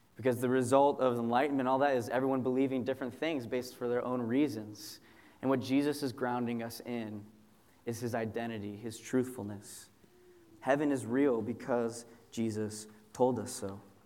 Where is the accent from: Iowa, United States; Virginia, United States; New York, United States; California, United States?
California, United States; Southern; moved away as an adult; also born or lived in Chicago; I moved from Southern California, where I'm from, to go to seminary uh, in Chicago. You know, my whole life basically exists in a 30 mile radius